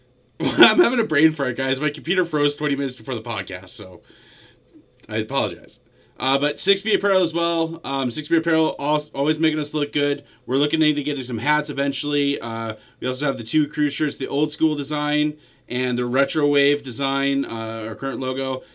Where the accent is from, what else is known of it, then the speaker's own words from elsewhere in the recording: Canada; Being Canadian, I'm around snow half the year